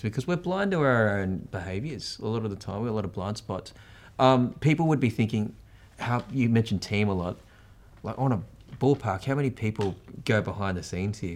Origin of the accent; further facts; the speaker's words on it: Australia; as an Australian